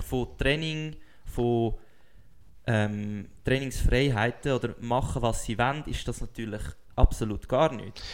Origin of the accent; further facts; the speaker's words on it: Switzerland; als Schweizer Sportler